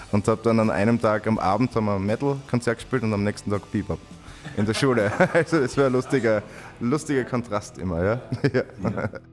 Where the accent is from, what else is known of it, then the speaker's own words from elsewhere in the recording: Bad Gleichenberg, Styria, Austria; now in Graz, Austria; Die ersten fünf Jahre meines Lebens und dann okay. haben meine Eltern in Bad Gleichenberg, das ist ein kleiner Kurort in der Nähe von Graz